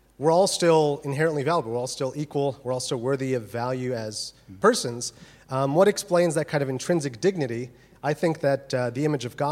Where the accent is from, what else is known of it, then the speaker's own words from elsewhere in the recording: United States; moved away as an adult; also born or lived in Birmingham, United Kingdom; now in Oxford, United Kingdom; As you can tell from my wonderful accent, I am from America